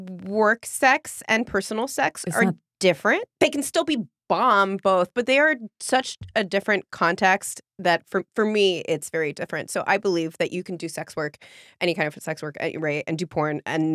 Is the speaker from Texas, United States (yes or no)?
no; San Francisco Bay Area, California, United States; Yeah, I was born in France and I immigrated when I was like 5 and grew up in the Bay Area.